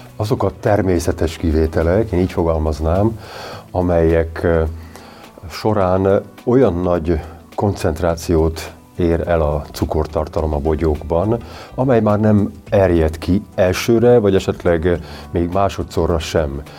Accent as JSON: {"language": "Hungarian", "town": "Eger", "region": "Heves", "country": "Hungary", "said": "Egerből jövök"}